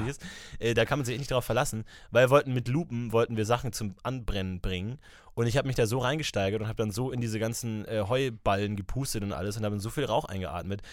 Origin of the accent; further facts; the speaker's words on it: Ebersberg, Bavaria, Germany; moved away; in meiner Heimat, ich war in Ebersberg unterwegs